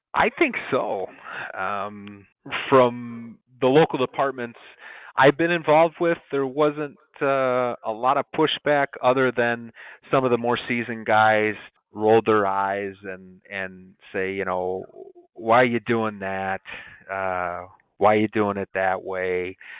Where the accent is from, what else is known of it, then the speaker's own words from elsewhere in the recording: Dyer, Indiana, United States; now in Crown Point, United States; my hometown in Dyer, Indiana